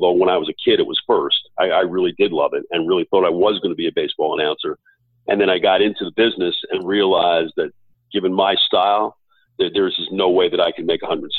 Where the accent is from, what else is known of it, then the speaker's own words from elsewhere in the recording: Northeast, United States; And you know, I grew up in the Northeast, and I played, you know, had the chance to play some of the great golf courses of the United States